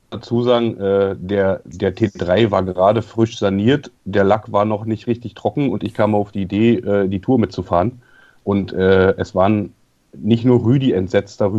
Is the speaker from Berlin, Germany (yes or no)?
yes; Berlin, Germany; Wir kommen aus Berlin.